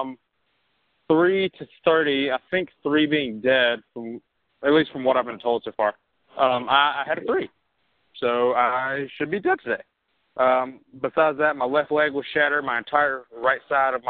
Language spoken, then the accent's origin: English; Mobile, Alabama, United States; moved away as an adult; also born or lived in High Point, North Carolina; now in Birmingham, United States; I'm from Mobile, Alabama, and now I am living in Birmingham, Alabama, and kind of North Carolina